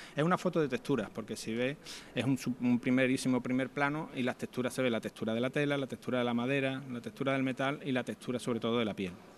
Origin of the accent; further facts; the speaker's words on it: Alcalá de Guadaíra, Andalusia, Spain; moved away as an adult; now in Seville, Spain; mi hermano y yo nos criamos en Arcalá de Guadaira